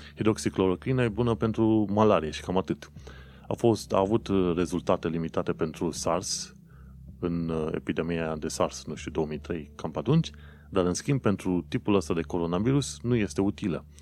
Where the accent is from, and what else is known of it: Romania; now in London, United Kingdom